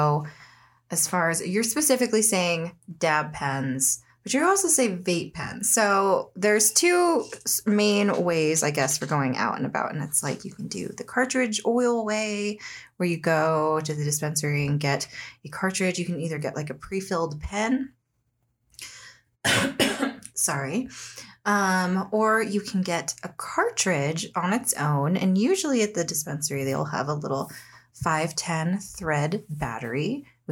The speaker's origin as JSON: {"language": "English", "country": "United States", "said": "I'm an American."}